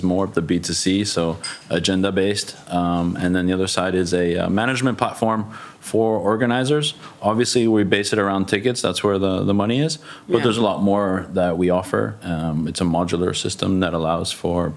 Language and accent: English; Ibiza, Balearic Islands, Spain; now in Barcelona, Spain; I am originally from Ibiza.